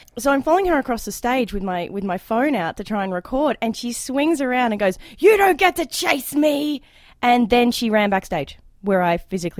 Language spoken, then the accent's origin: English; Australia; accent: Australian; now in Canada; in my Australian accent, because I'm an immigrant